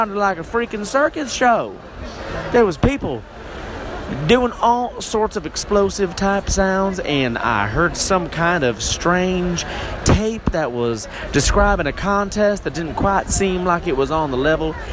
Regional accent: the South, United States; now in Southern California, United States; Now, I moved up here from the South, uh, the, the, the miscellaneous South.

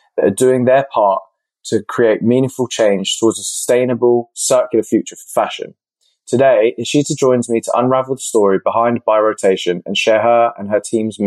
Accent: Luton, East of England, United Kingdom; I was born over here. I was born in Luton. So yeah, very much British at heart

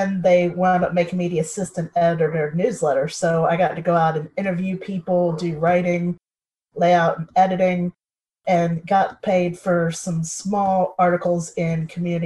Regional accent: Hampton, Virginia, United States; also born or lived in Los Angeles; I grew up in Hampton, Virginia. That's in the United States

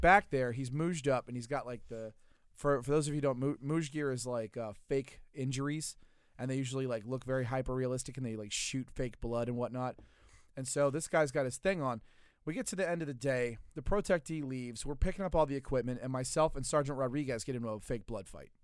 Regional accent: Louisiana, United States; I'm from Louisiana, not that part of Louisiana

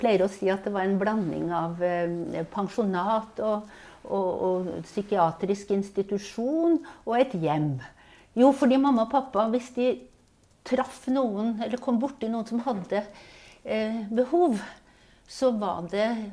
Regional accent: Levanger, Trøndelag, Norway; also born or lived in Tromsø; bodde jeg i Trondheim i fem år. Og så flytta vi til Levanger

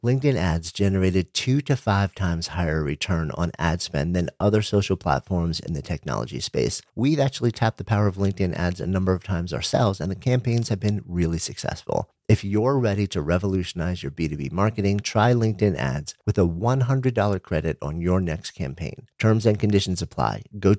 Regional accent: New York, United States; I grew up just outside of New York City, and I've been in New York City for basically my entire adult life.

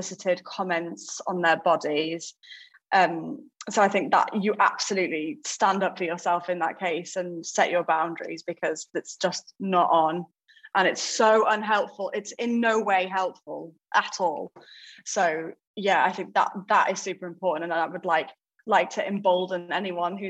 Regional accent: United Kingdom; we're British

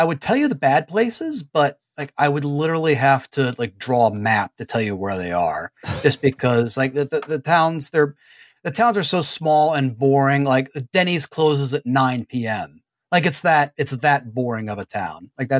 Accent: Baltimore, Maryland, United States; I'm from Maryland.

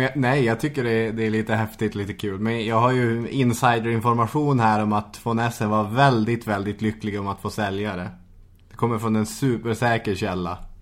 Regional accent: Arvidsjaur, Norrbotten County, Sweden; moved away; När jag var hemma i Arvidsjaur

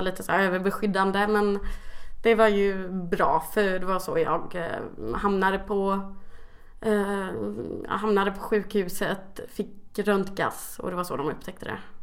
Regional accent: Kalmar, Kalmar County, Sweden; jag kommer från Kalmar

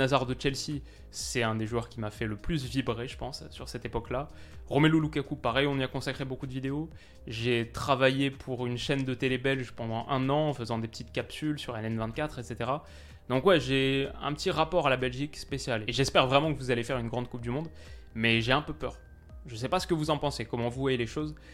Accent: France; je suis français

